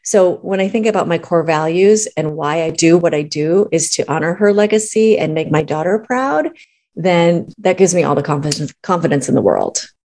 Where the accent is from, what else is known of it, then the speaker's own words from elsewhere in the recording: Minneapolis, Minnesota, United States; moved away as an adult; also born or lived in Boston, United States / Los Angeles, United States; I grew up in Minneapolis, Minnesota my parents immigrated from China